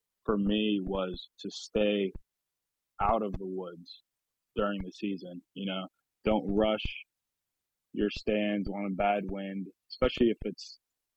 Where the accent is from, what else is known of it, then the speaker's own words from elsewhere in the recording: New Castle, Pennsylvania, United States; I grew up in Lawrence County, Newcastle, Pennsylvania